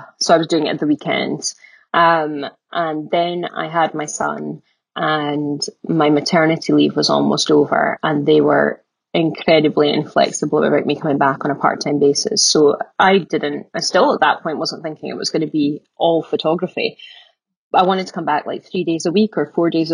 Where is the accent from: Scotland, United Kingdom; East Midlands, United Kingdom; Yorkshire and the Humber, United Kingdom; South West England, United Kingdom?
Scotland, United Kingdom; Aberdeen; also born or lived in Glasgow; I'm from Aberdeen originally